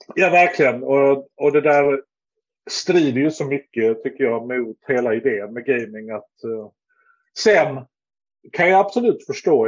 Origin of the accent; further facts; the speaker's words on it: Lund, Skåne, Sweden; also born or lived in Stockholm / Malmö; jag är från Lund och har väl bott i Lund.